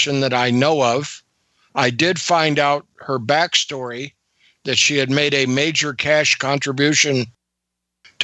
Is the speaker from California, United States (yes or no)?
yes; San Francisco Bay Area, California, United States; moved away as an adult; also born or lived in Aberdeen, Washington; I grew up in the San Francisco Bay Area